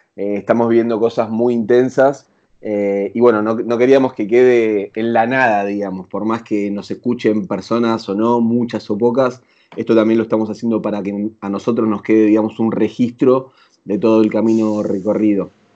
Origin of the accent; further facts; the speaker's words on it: Zona Sur, Buenos Aires Province, Argentina; now in Buenos Aires, Argentina; Si bien no nos criamos acá, eh, en Capital Federal somos los dos de Zona